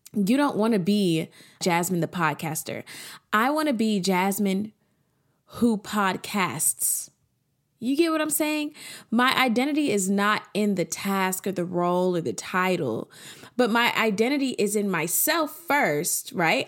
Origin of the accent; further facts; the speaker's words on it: Atlanta, Georgia, United States; I'm from Atlanta